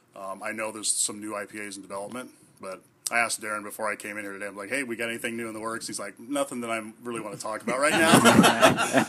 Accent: Washington, United States; now in Tillamook, United States; I'm from Washington

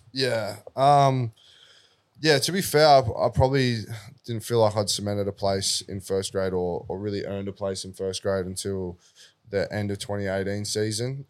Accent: Sydney, New South Wales, Australia; being a South Junior myself

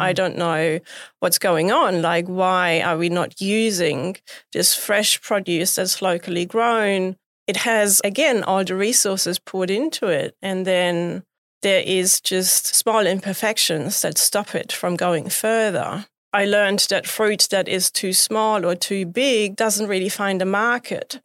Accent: Bavaria, Germany; moved away; I grew up in Bavaria. which is really close to the mountains, to the Alps.

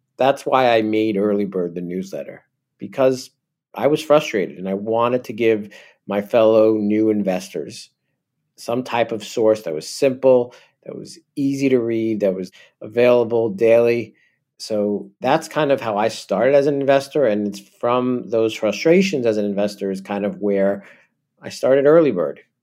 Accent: New Jersey, United States; accent: New York; I'm originally from New Jersey

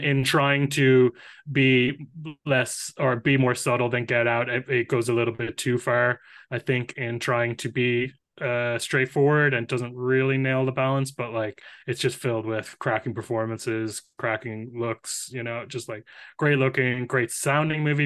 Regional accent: Ireland; as an Irish person

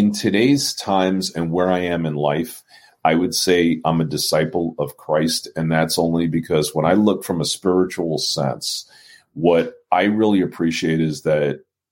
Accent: New York City, New York, United States; I was born as a Jewish child growing up in Brooklyn, New York.

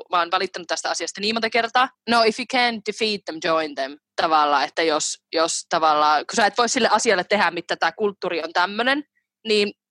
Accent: Finland; kun mä oon kasvanut siihen Suomessa

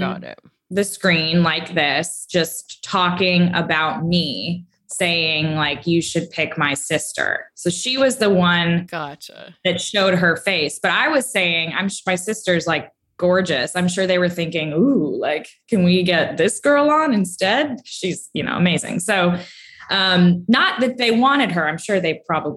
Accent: Austin, Texas, United States; also born or lived in Fort Worth, Texas; I'm from Austin

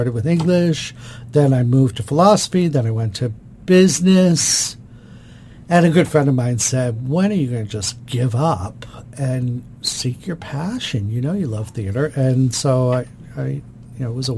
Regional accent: Boston, Massachusetts, United States; moved away as an adult; also born or lived in Washington, D.C.; now in Baltimore, United States; I was from Boston, Massachusetts

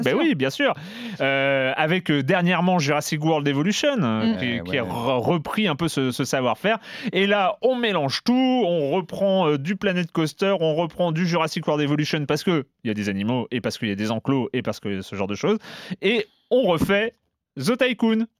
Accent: Brittany, France; là où j'ai grandi. Donc il y a un zoo en Bretagne

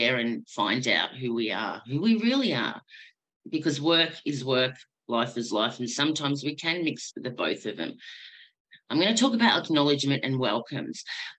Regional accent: Williamstown, Victoria, Australia; also born or lived in Tasmania; So I'm from Point Nepean, so Bunurong, born on Bunurong country in Williamstown

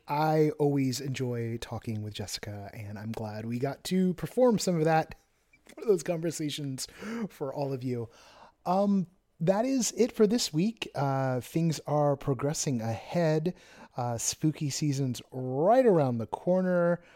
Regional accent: Orange County, California, United States; I was born in Orange County

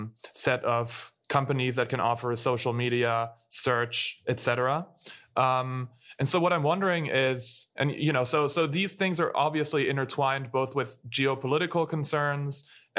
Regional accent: Germany; moved away; I'm from Germany originally

